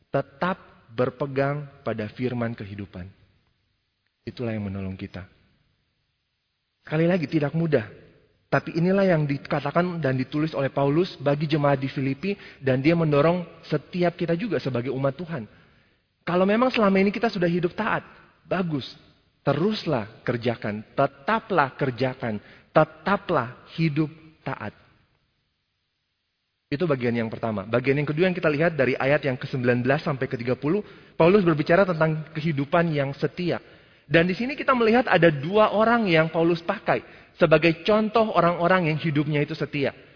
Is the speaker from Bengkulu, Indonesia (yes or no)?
no; Jakarta, Indonesia; Ya sekali lagi mungkin karena kalau kita berasal dari Jakarta, dari Indonesia mungkin sulit untuk melihat bintang seperti itu.